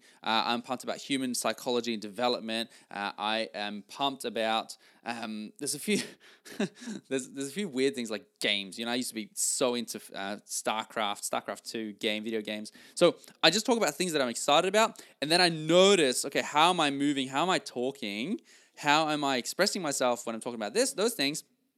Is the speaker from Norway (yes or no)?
yes; Norway; English is a second language; now in Australia; I came from Norway and, was really in a new country. I started in sales here and, that's where I learned all this. And I came to Australia speaking a different language and not knowing exactly where I was going in life.